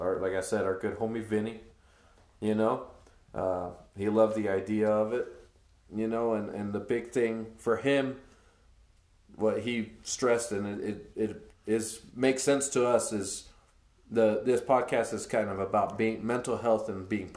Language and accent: English; Arizona, United States; also born or lived in California; I'll always claim Arizona because that's where I learned and grew